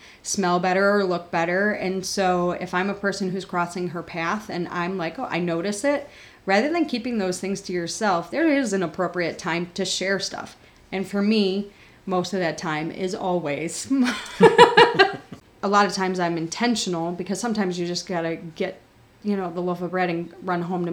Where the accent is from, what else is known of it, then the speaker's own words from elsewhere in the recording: Buffalo, New York, United States; where I grew up in Buffalo.